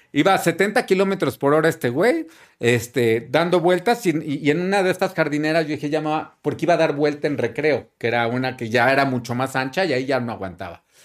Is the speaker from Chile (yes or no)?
no; Mexico City, Mexico; moved away as an adult; also born or lived in Miami; como chilango